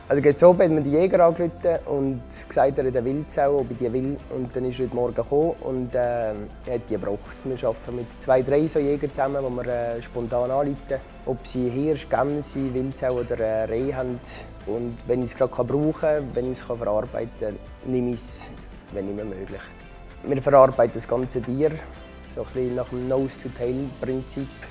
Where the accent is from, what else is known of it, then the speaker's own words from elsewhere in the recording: Switzerland; Ich bin in Frankendorf geboren